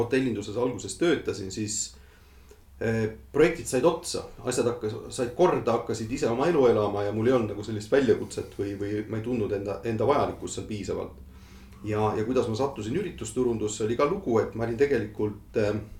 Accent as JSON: {"language": "Estonian", "country": "Estonia", "tie": "born or raised there", "also_born_or_lived": "London", "moved": "as an adult", "said": "need minu inimesed, minu kodumaa, minu, minu lähedased"}